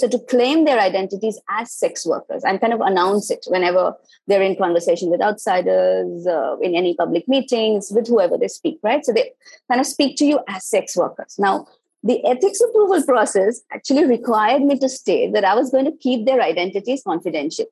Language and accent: English; India; moved away; I was myself from India